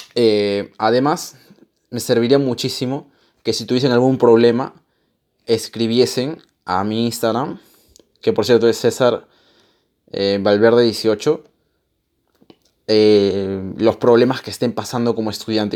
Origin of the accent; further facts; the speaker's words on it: Peru; Yo soy peruano